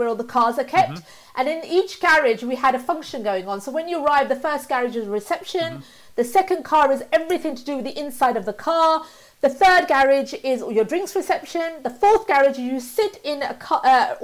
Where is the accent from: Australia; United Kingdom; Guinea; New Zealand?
United Kingdom; I was born up in the UK and I'm British through and through